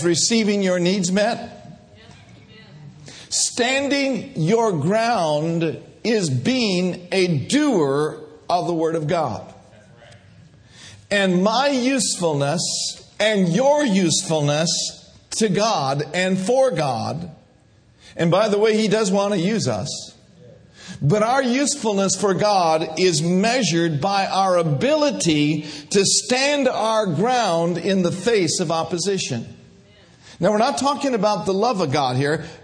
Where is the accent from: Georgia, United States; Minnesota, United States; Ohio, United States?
Minnesota, United States; Minneapolis; I grew up in Minneapolis, Minnesota, grew up a little Catholic boy